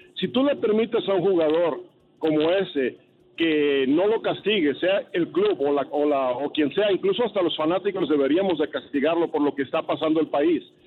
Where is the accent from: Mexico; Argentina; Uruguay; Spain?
Mexico; Michoacán; yo te lo digo como alguien que soy de Michoacán